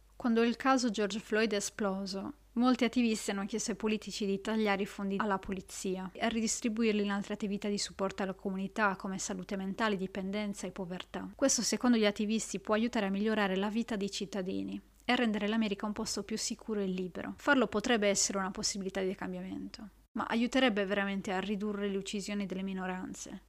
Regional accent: Italy; nel mio paese, l'Italia

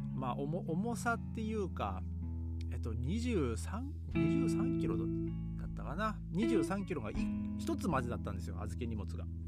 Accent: Japan; moved away as an adult; now in Europe; 日本に帰った時にですね僕の地元

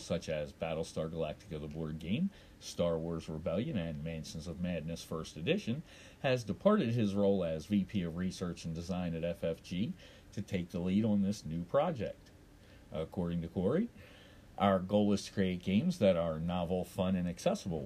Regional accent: Baltimore, Maryland, United States; there are no reports coming in from my hometown because apparently Baltimore has gone dark

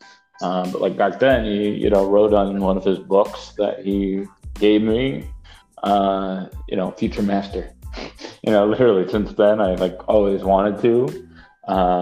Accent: New York City, New York, United States; I grew up in New York City, in Manhattan on the Upper West Side, born and raised.

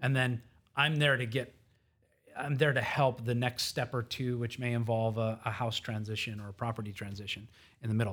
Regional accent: Conroe, Texas, United States; I was born in Conroe

